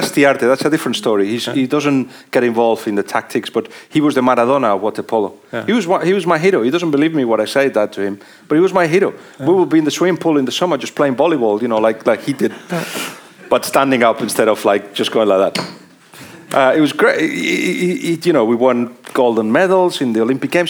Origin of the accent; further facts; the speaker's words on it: Barcelona, Catalonia, Spain; moved away as an adult; also born or lived in Liverpool, England; I'm from Barcelona